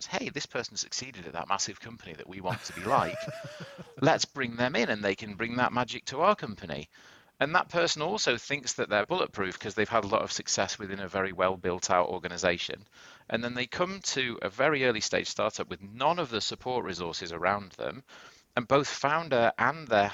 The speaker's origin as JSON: {"language": "English", "country": "United Kingdom", "also_born_or_lived": "Boston", "moved": "yes", "lives_now": "New York City, United States", "said": "I'm British originally"}